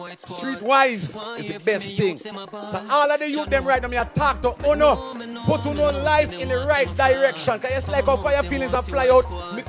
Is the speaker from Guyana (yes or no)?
yes; Georgetown, Demerara-Mahaica, Guyana; Me as a boy, I come from Tiger Bay.